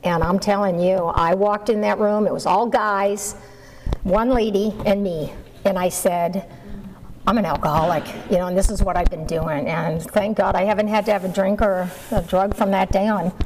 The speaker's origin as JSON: {"language": "English", "region": "Massachusetts", "country": "United States", "tie": "born or raised there", "moved": "yes", "said": "I grew up in Massachusetts and um, I hated living there."}